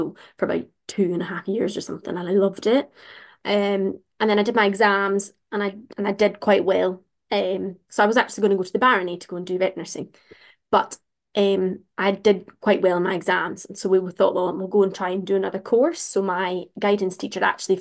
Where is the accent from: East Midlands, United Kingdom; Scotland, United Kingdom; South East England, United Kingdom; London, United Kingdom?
Scotland, United Kingdom; Glasgow; moved away as an adult; now in West Midlands, United Kingdom; I'm from Glasgow, but I'm currently living down in the West Midlands, like between Coventry and Birmingham.